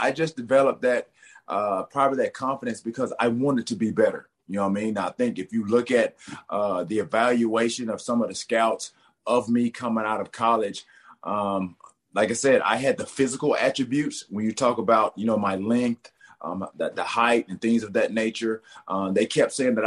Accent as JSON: {"language": "English", "town": "Alexander City", "region": "Alabama", "country": "United States", "tie": "born or raised there", "said": "I was one of those kids growing up in the South. I'm from Alexander City, Alabama"}